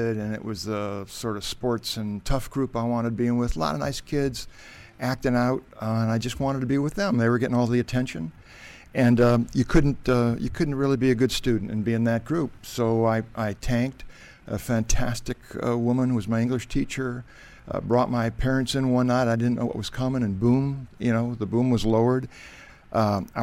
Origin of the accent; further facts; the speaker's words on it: Cleveland, Ohio, United States; moved away; Cleveland, Ohio.